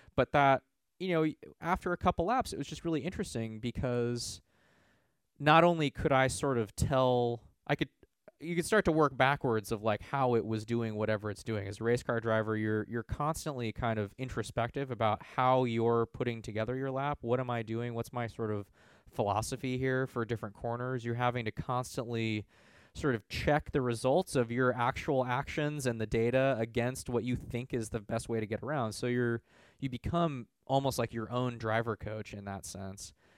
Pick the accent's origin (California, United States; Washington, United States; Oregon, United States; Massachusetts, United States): California, United States; Bay Area; I was from the Bay Area. I'd grown up around here